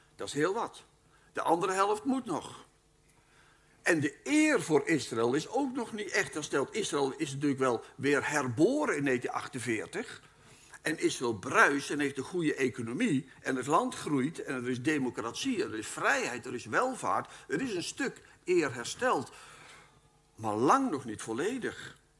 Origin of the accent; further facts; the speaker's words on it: Netherlands; Wij wonen in Nederland en wij zijn Nederlanders